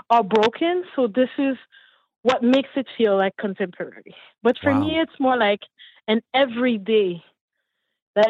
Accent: Montreal, Quebec, Canada; also born or lived in Haiti; I'm from Montreal, raised in Montreal, originally from Haiti. Came here in 76 years ago.

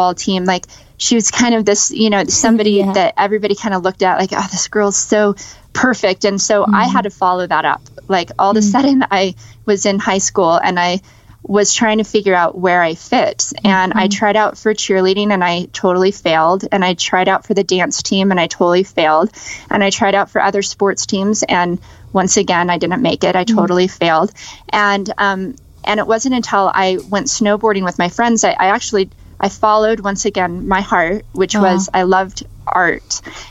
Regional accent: Las Vegas, Nevada, United States; born or raised there

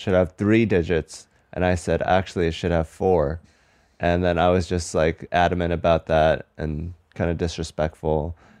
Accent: Seattle, Washington, United States; moved away as an adult; also born or lived in New Brunswick, New Jersey / Atlanta, Georgia; I grew up in Seattle mostly, from 7 to 18.

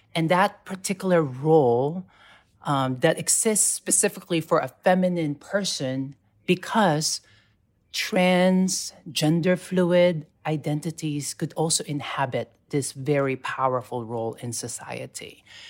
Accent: Philippines; moved away as an adult; now in New York City, United States; born and raised in the Philippines and then I moved to New York City in two thousand five

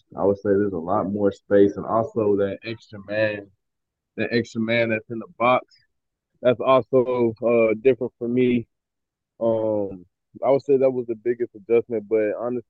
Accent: Atlanta, Georgia, United States; moved away as an adult; also born or lived in Jasper, Georgia; now in Edmonton, Canada; grew up in Atlanta, Georgia, and I was 6 years old when I started playing football.

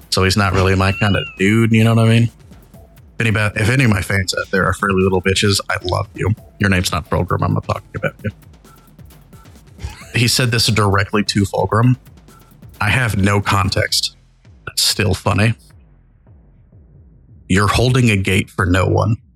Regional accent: Tennessee, United States; accent: Southern; Uh, this ain't shitty. This I grew up in Tennessee, motherfucker. I got a better accent than you.

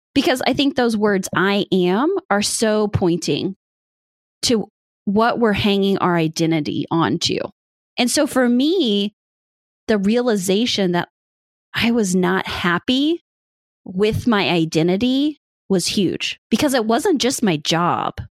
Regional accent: Midwest, United States; now in Indiana, United States; I grew up in the Midwest. I am a good old farm girl.

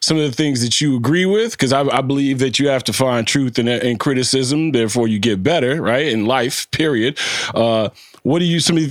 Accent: Evanston, Illinois, United States; I'm from Evanston, right down the street

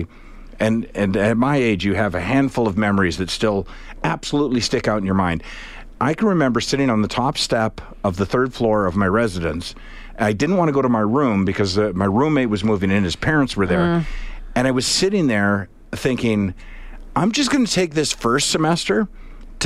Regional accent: Charlottetown, Prince Edward Island, Canada; also born or lived in Halifax; I'm from Charlottetown

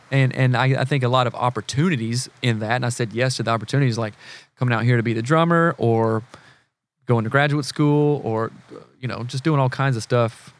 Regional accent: South Carolina, United States; moved away as an adult; now in Seattle, United States; I'm from the South

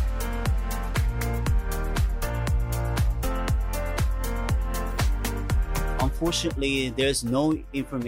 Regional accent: South Korea; English is a second language; moved away as an adult; now in Noosa, Australia; I was born in South Korea, very small, tiny town

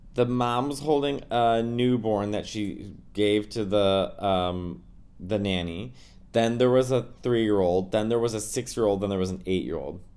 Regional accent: New York City, New York, United States; I'm a New Yorker

